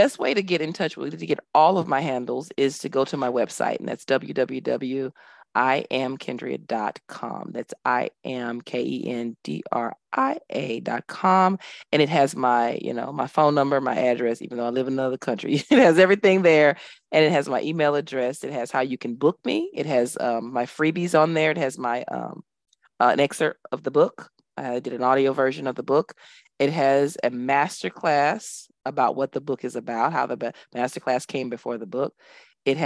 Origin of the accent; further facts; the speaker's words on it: Dallas, Texas, United States; now in Abu Dhabi, United Arab Emirates; I'm from Dallas, Texas, but I live in Abu Dhabi, which is a stone's throw from Dubai.